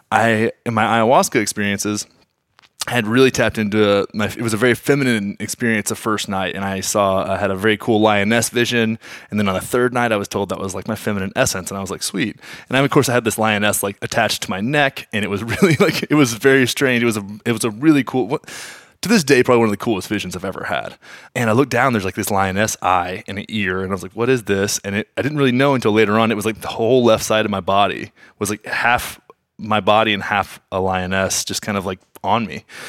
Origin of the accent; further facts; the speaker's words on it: Graham, Texas, United States; I grew up in Graham, Texas, man. Nine thousand people